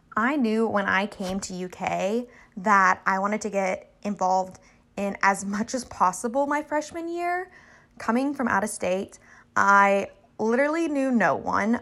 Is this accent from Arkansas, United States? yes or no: yes; Little Rock, Arkansas, United States; moved away; I am originally from Little Rock, Arkansas